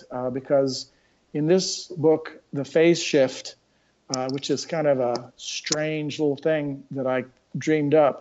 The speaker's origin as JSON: {"language": "English", "area": "Bay Area", "region": "California", "country": "United States", "moved": "yes", "lives_now": "North Carolina, United States", "said": "I come originally from Bay Area, California"}